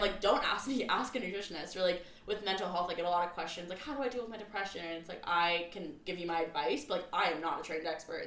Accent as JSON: {"language": "English", "area": "North County San Diego", "region": "California", "country": "United States", "tie": "born or raised there", "said": "I grew up in North County"}